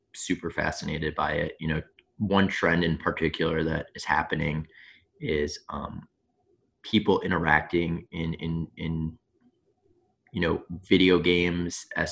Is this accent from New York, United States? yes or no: yes; Long Island, New York, United States; I'm from Long Island